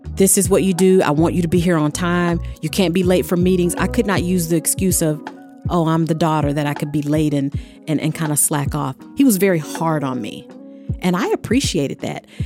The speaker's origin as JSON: {"language": "English", "region": "the South", "country": "United States", "tie": "born or raised there", "said": "I grew up in the South"}